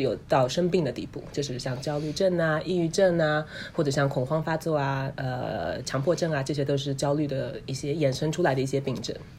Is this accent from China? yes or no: yes; China; now in United States; 我们中国人群体里面，华人嗯。群体里面